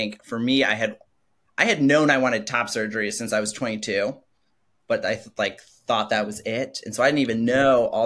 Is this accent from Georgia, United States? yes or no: no; Madison, Wisconsin, United States; I'm from Madison, Wisconsin, which is a very liberal place. And so I actually grew up knowing and having trans friends at a very young age.